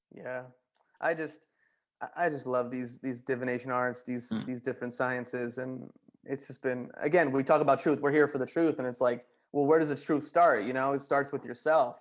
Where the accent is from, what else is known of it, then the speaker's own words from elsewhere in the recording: Wayne, New Jersey, United States; moved away as an adult; also born or lived in Boston; I want to leave the comfort of Wayne, New Jersey